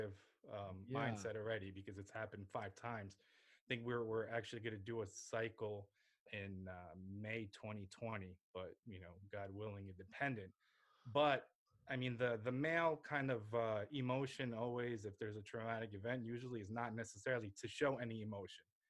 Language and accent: English; New Jersey, United States; also born or lived in Lviv, Ukraine; I grew up in New Jersey. I went to school here